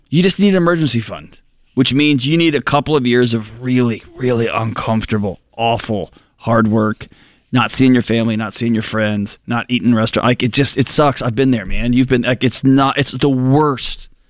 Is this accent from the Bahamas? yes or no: no; Texas, United States; moved away as an adult; I grew up, I was born and raised in Texas. I spent 40 years there.